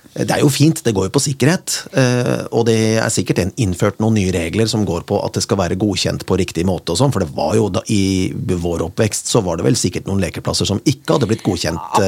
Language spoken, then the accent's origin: Norwegian; Kongsberg, Buskerud, Norway; moved away; da jeg vokste opp på, på Kongsberg